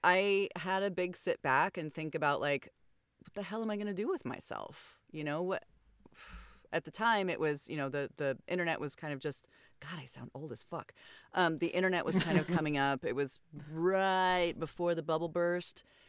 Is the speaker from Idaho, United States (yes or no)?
yes; Idaho, United States; moved away as an adult; also born or lived in Oregon / California; my home state, which is Idaho